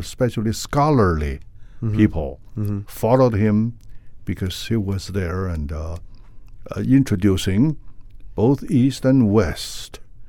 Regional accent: Beijing, China; now in San Francisco, United States; Yeah, I was born there. And when I go back to Beijing, actually, I don't see too many the original Chinese Beijing people like myself.

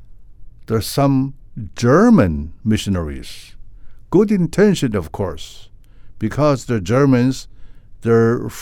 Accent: Beijing, China; also born or lived in Inner Mongolia; now in San Francisco, United States; Yeah, I was born there. And when I go back to Beijing, actually, I don't see too many the original Chinese Beijing people like myself.

